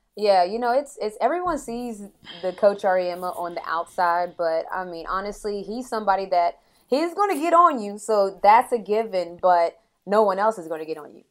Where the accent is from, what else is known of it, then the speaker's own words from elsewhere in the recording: St. Albans, West Virginia, United States; now in Atlanta, United States; I grew up in Saint Albans, West Virginia